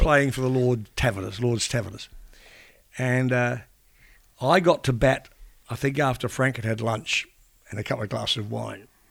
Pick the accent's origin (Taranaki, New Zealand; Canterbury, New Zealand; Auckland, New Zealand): Taranaki, New Zealand; New Plymouth; now in Australia; growing up in New Zealand